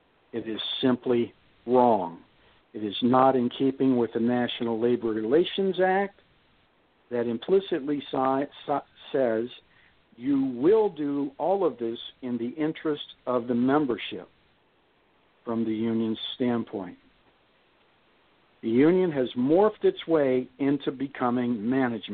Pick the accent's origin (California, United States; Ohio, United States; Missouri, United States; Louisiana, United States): Ohio, United States; Youngstown; I'm from Youngstown